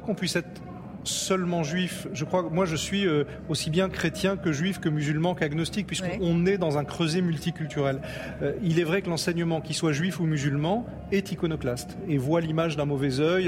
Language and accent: French; Nice, Provence-Alpes-Côte d'Azur, France; L'endroit où je suis né, où j'ai grandi, c'est Nice